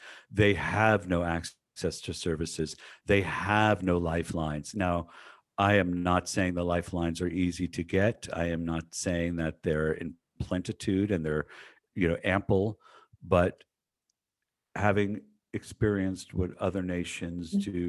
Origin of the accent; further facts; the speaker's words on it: United States; also born or lived in San Diego; as an American